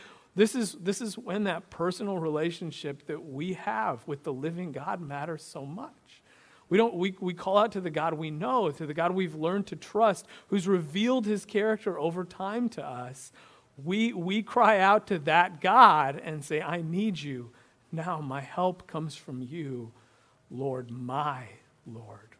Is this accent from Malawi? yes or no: no; Illinois, United States; I grew up in Illinois in the 90s, a basketball junkie.